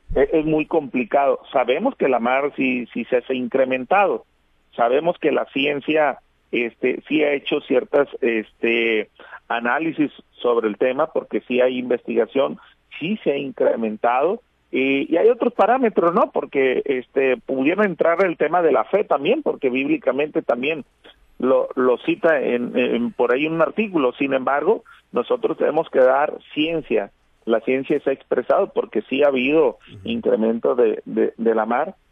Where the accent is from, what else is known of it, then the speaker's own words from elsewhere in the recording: Navolato, Sinaloa, Mexico; yo soy de, de Nabolato